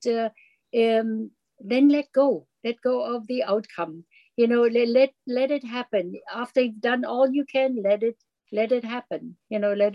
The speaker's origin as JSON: {"language": "English", "country": "Germany", "moved": "yes", "said": "when I immigrated in from Germany"}